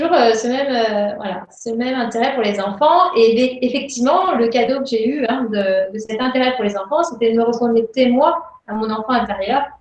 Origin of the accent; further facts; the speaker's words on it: Lyon, Auvergne-Rhône-Alpes, France; donc je suis de Lyon.